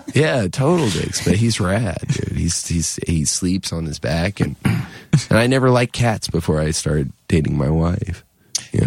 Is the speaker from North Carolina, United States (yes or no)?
yes; near Wilmington, Cape Fear area of North Carolina, United States; also born or lived in Richmond; I grew up in the Cape Fear area of North Carolina, down near Wilmington, part of the time.